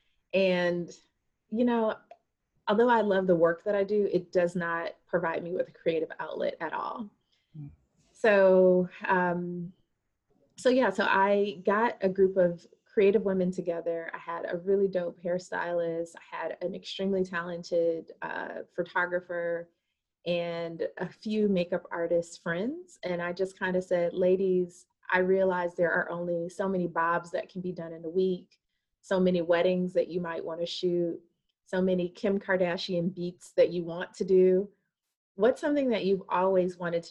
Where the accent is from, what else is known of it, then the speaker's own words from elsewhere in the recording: Wisconsin, United States; moved away as an adult; also born or lived in New Orleans, Louisiana / Atlanta, Georgia; now in Charlotte, United States; I am originally from Wisconsin. I know you don't meet very many Black people from Wisconsin, but I am originally from Wisconsin.